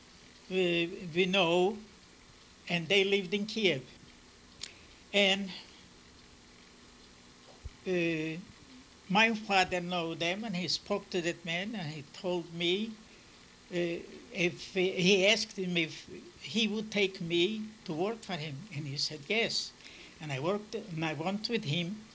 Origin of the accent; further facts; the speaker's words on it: Glusk, Mogilev Region, Belarus; English is a second language; moved away as an adult; also born or lived in Chidrin / New Hampshire / New York; now in Concord, United States; I was born in Roche, in a small town by the name Hlusk